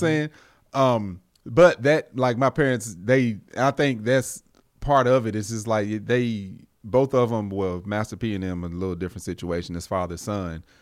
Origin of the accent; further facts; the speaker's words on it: United States; a black man in America that was born and raised here